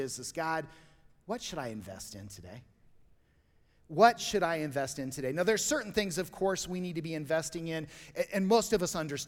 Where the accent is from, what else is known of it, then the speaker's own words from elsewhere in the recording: Colorado, United States; I grew up here in Colorado